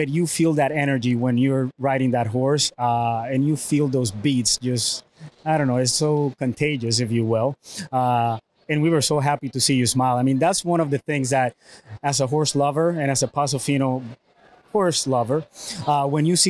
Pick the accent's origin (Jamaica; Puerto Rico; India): Puerto Rico; I was born and raised in Puerto Rico